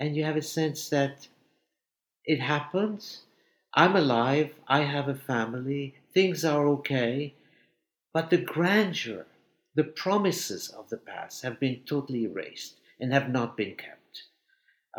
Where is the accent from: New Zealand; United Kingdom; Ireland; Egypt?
Egypt; now in New York, United States; my past as a Jewish boy growing up in Egypt